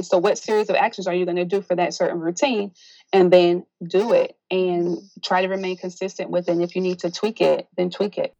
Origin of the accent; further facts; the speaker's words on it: South Carolina, United States; moved away as an adult; now in Baltimore, United States; although I'm originally from South Carolina, I migrated to Baltimore due to my husband's family being here.